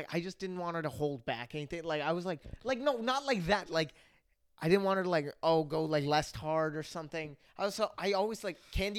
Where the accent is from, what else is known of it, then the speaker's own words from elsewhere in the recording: United States; where are you from? I was like, America.